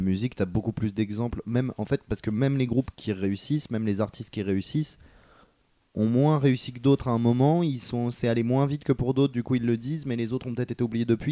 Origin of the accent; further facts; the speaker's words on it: France; on est français